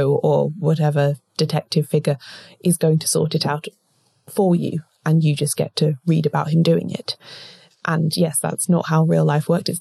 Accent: South East England, United Kingdom; we are both British women, grew up in the southeast of England

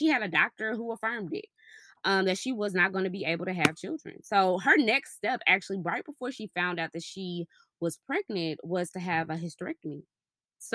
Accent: DeSoto, Texas, United States; now in Frisco, United States; Yeah, I'm from Dallas.

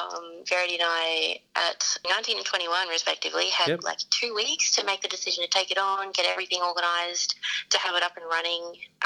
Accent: Ipswich, Queensland, Australia; Ipswich local, born and raised.

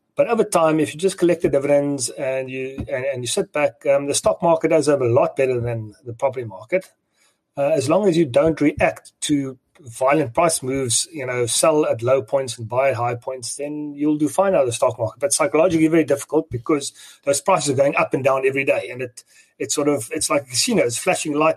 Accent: South Africa; as a South African

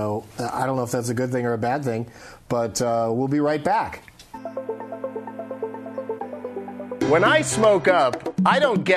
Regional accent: San Diego, California, United States; I grew up in San Diego

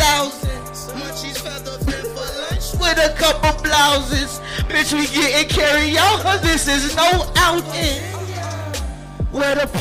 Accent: Virginia, United States; I'm from Virginia

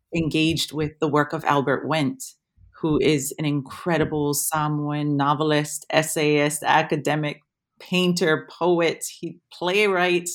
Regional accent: Waimea, Hawaii, United States; moved away as an adult; now in Wellington, New Zealand; having been born and raised in Hawaii and being Hawaiian in Hawaii

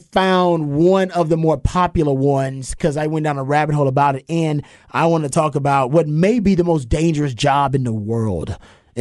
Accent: Houston, Texas, United States; I went to Houston Lamar, but I'm from South Park

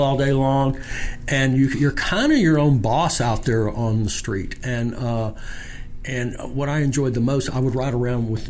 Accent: Shreveport, Louisiana, United States; I'm was born and raised here in Shreveport

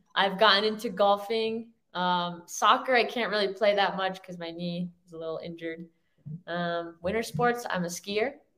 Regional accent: Florida, United States; moved away as an adult; also born or lived in New Jersey; now in Orange County, United States; born in Jersey, raised my whole life in Florida

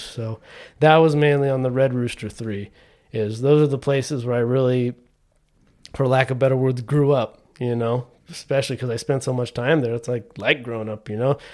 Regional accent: Trabuco Canyon, California, United States; I grew up down here in Orange County, right in, uh, Tribuco Canyon, which is just South Orange County

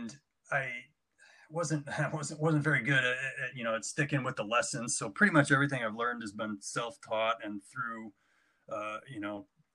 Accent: Fairport, New York, United States; growing up in Fairport was great

